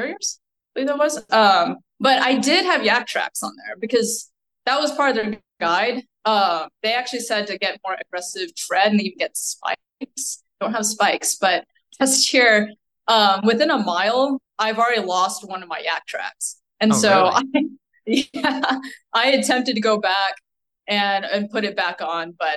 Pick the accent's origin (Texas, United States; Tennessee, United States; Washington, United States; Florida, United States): Texas, United States; Dallas; I'm from Dallas, Texas